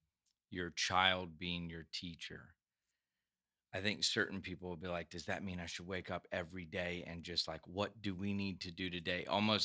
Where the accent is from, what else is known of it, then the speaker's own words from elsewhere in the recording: Georgia, United States; also born or lived in Iowa / Virginia / North Carolina / South Carolina; We moved around some. I was born in Iowa, and then we moved Virginia, North Carolina, South Carolina, finally to Georgia when I was about 12.